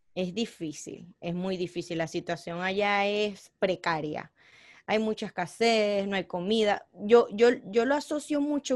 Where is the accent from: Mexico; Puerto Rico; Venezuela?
Venezuela; accent: Venezuelan; moved away; also born or lived in Colombia; yo nací en Colombia, pero me crié en Venezuela, entonces por eso mi acento es más venezolano.